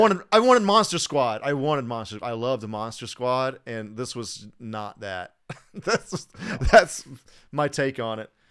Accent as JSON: {"language": "English", "area": "Atlanta and Alabama", "region": "the South", "country": "United States", "said": "we're from the South. Like, I'm from Atlanta and Alabama, so originally"}